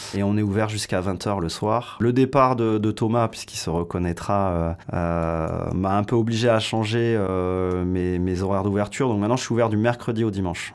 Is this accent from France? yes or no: yes; Pau, Nouvelle-Aquitaine, France; also born or lived in Soorts-Hossegor; je suis né à Pau, donc forcément euh, dans, un, dans un lieu viticole, puisque vous êtes dans le Jurançonnet au sens large. Euh, j'ai habité à la campagne quasiment jusqu'à 25 ans